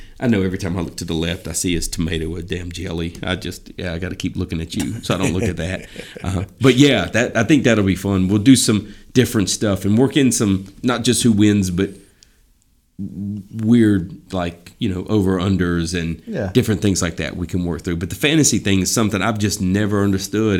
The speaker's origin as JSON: {"language": "English", "town": "Charlotte", "region": "North Carolina", "country": "United States", "tie": "born or raised there", "said": "growing up in Charlotte"}